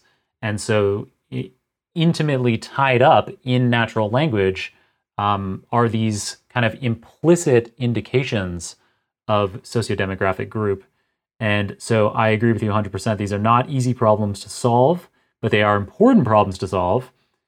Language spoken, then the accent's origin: English; Canada; So as a Canadian, I strongly support your choices here.